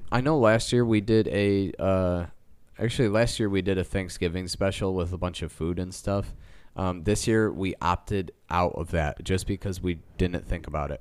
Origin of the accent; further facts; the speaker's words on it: Midwest of the United States, United States; We're from the Midwest of the United States.